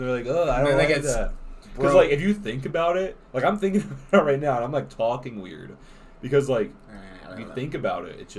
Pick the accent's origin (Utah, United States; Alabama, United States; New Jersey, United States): Alabama, United States; It's funny because he was my cousin and I'm from Alabama.